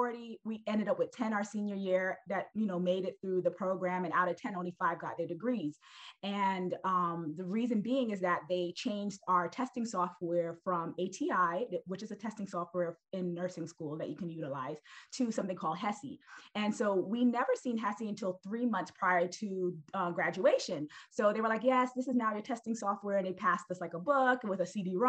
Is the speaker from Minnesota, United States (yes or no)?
no; New York City, New York, United States; I'm originally from Brooklyn. I'm from Brooklyn, New York.